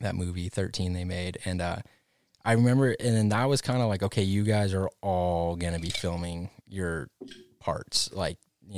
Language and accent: English; Big Bear, California, United States; I grew up in Big Bear riding the park